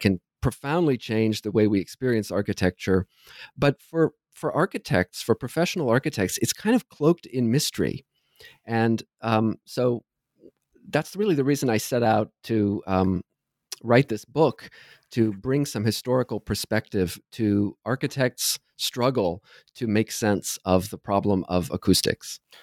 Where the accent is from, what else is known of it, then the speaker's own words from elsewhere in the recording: Southern Ohio, United States; moved away as an adult; also born or lived in New York City, United States / New Haven, United States; now in Toronto, Canada; I grew up in Southern Ohio